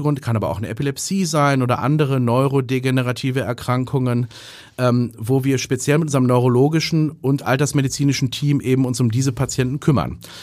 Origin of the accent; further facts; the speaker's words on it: North Rhine-Westphalia, Germany; moved away as an adult; also born or lived in Heidelberg / Erlangen / Oxford; now in Hamburg, Germany; bin ich aus Westfalen